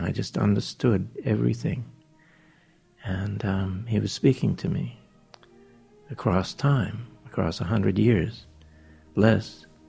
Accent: New Zealand; I was born in New Zealand

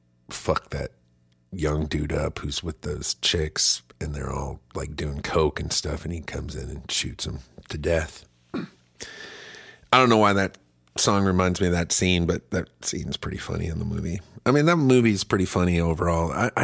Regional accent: Germany; now in United States; I grew up in Germany where it's just nudity's fine, and it is. It's not a big deal, but we make it a real big deal in this country.

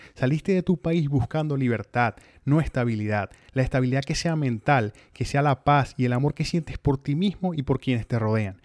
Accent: Venezuela; moved away as an adult; also born or lived in Mexico; now in United States; salí de Venezuela buscando vivir libremente

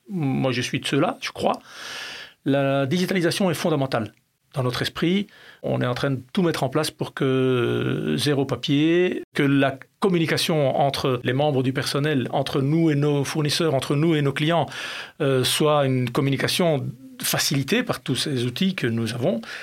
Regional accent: Belgium; j'ai grandi en Belgique.

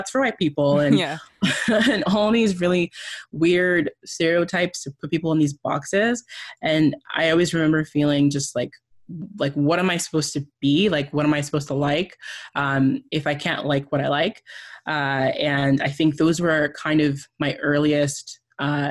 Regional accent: Canada; also born or lived in Nigeria / Tanzania; When I was about 7, we moved to Canada

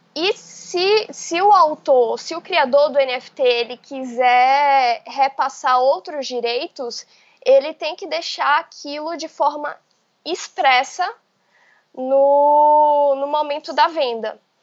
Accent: Bahia, Brazil; also born or lived in Salvador; Eu, eu sou da Bahia e eu moro em Salvador

